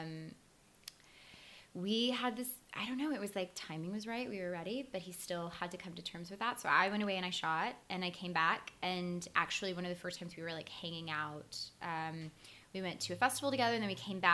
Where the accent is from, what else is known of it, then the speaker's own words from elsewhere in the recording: Mississippi, United States; moved away as an adult; also born or lived in Los Angeles; We're both from Mississippi